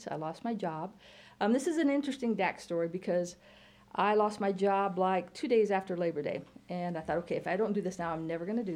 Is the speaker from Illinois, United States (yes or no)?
yes; Hoopeston, Illinois, United States; because he's from Hoopeston. I'm from Hoopeston.